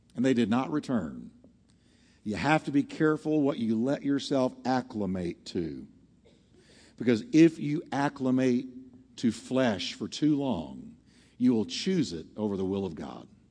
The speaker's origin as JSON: {"language": "English", "region": "Texas", "country": "United States", "said": "I'm from Texas"}